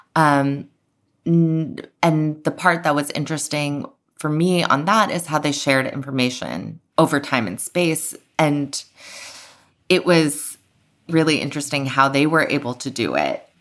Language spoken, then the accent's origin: English; United States; also born or lived in Iran; as an American who had grown up knowing maybe not everything about the civil rights movement